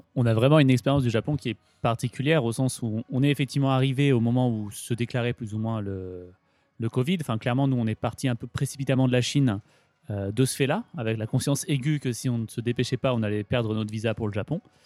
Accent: Grenoble, Auvergne-Rhône-Alpes, France; moved away as an adult; now in Japan; j'ai grandi en Rhône-Alpes, à Grenoble

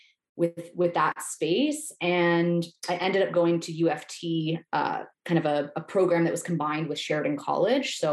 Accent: Toronto, Ontario, Canada; I grew up in the GTA. So I'm from Etobicoke, just outside of the downtown core

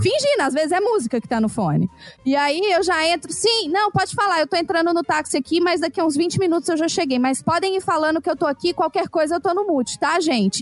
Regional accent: Brazil; moved away; Eles perguntam de onde eu sou, e aí quando você fala Brasil

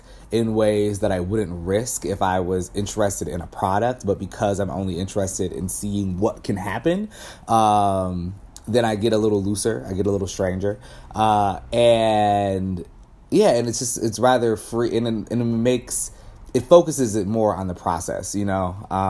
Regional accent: Midwest, United States; I think I'm from the Midwest. I come from such a family of like workers and factory workers.

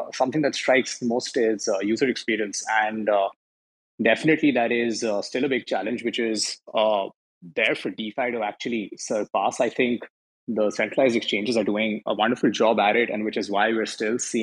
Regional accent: India; I come from India

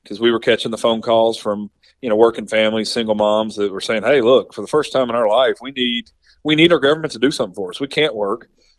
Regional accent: Somerset, Kentucky, United States; born or raised there

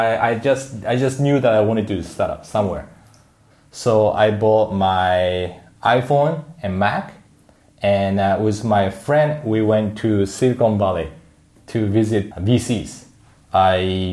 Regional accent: Yokohama, Kanagawa, Japan; moved away as an adult; also born or lived in Tokyo / Seattle; I was born in Tokyo, grown up in Yokohama, and I went to Seattle for university

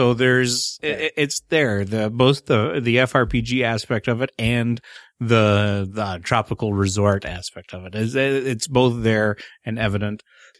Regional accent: Canada; I am the Canadian.

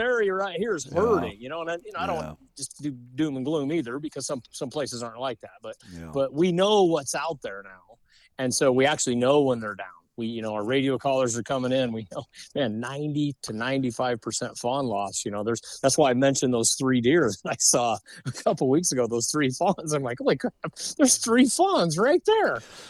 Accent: Colorado, United States; We're from Colorado, it was way better than it was then.

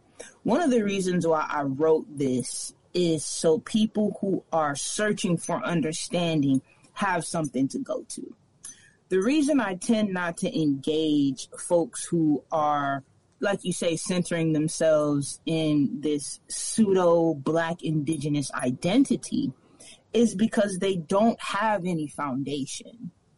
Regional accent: Minneapolis, Minnesota, United States; also born or lived in Chicago; now in Oakland, United States; I was raised in Minneapolis, and I was raised in Chicago, and I spent most of my adult life in Oakland.

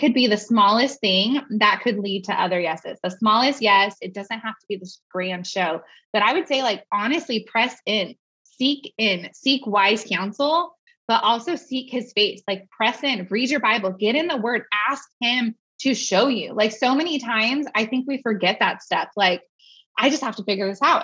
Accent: Bay Area, California, United States; moved away as an adult; now in Tennessee, United States; I'm not a Tennessee native, as you can tell probably from my lack of accent, but I um, was born and raised in the Bay Area.

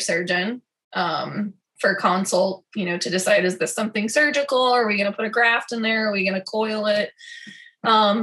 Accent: Denver, Colorado, United States; now in Des Moines, United States; I'm originally from Denver, Colorado

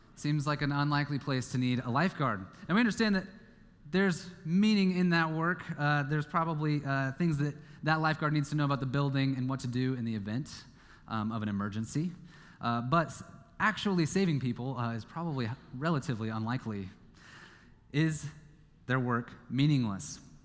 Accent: Kansas, United States; moved away; my home state is Kansas

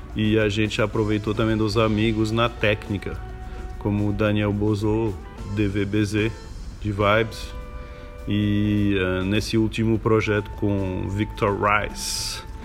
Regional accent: Paris, Île-de-France, France; Portuguese is a second language; moved away; Eu venho de Paris, na França

